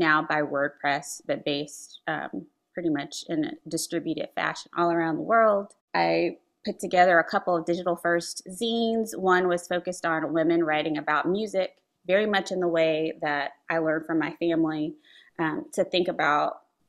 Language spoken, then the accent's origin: English; Memphis, Tennessee, United States; I was born in Memphis, Tennessee, in actually 1980. My mom is from Memphis.